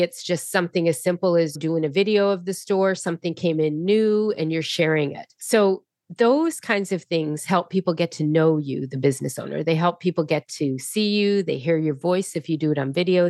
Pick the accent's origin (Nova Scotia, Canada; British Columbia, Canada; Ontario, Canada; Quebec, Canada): Nova Scotia, Canada; Halifax; I am from Halifax, Nova Scotia in Canada.